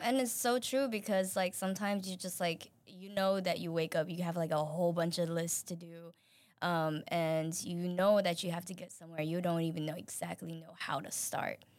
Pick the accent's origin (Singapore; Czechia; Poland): Singapore; moved away; I am originally from Singapore